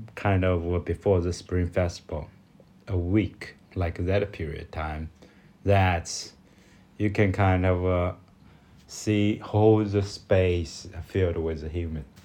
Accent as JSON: {"language": "English", "country": "China", "second_language": "English", "said": "from China"}